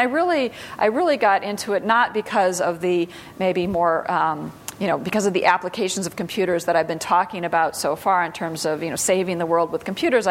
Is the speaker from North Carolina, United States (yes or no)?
no; Sioux Falls, South Dakota, United States; moved away; I grew up mostly in South Dakota. So okay. Sioux Falls, South Dakota